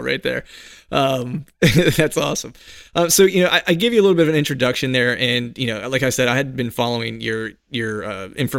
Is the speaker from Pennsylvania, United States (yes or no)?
yes; near Pittsburgh, Pennsylvania, United States; now in near Philadelphia, United States; I grew up near Pittsburgh, so I'm a diehard Steeler fan